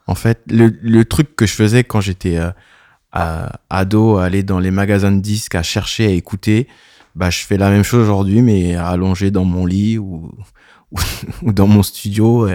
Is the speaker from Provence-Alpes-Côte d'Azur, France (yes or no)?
no; a small village near Clairefontaine, Paris region, Île-de-France, France; moved away as an adult; J'habite dans le Sud depuis 10 ans, mais euh, je viens d'un petit village à côté de Clairefontaine.